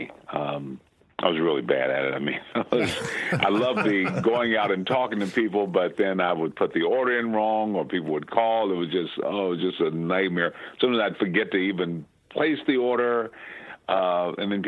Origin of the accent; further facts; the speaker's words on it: Benton Harbor, Michigan, United States; I'm from Benton Harbor, Michigan.